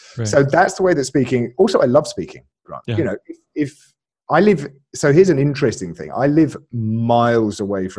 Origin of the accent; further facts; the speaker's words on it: Alabama, United States; born there; So, I was born in Alabama.